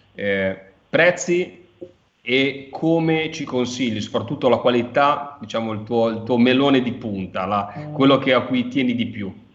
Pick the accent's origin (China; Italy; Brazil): Italy; Liguria; da Ligure mi, mi interessa